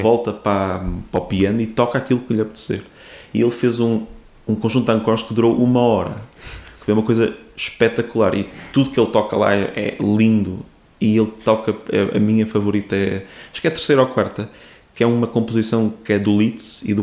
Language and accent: Portuguese; Porto, Norte, Portugal; eu sou aqui, daqui do Porto